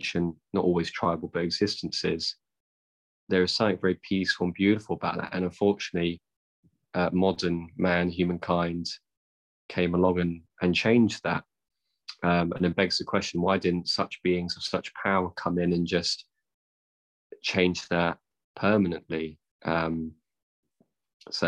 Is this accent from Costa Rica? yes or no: no; United Kingdom; being white British